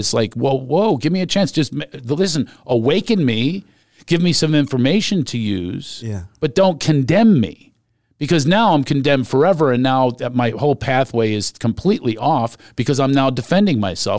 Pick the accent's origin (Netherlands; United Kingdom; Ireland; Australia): Ireland; You know, because I have all these shame spots with being Irish.